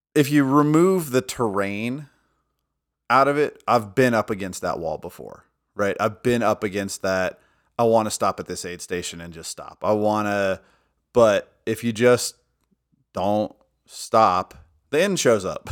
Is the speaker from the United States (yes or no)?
yes; United States; I'm an ignorant American